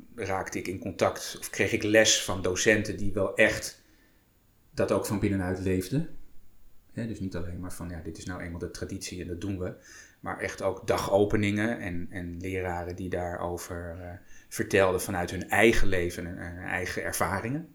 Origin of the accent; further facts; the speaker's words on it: Apeldoorn, Gelderland, Netherlands; mijn ouders stonden wel ingeschreven bij de, bij de kerk hier in Apeldoorn